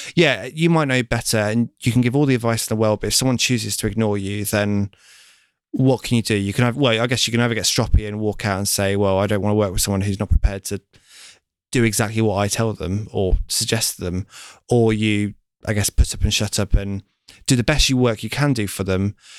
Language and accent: English; Lincoln, East Midlands, United Kingdom; now in London, United Kingdom; I'm from Lincoln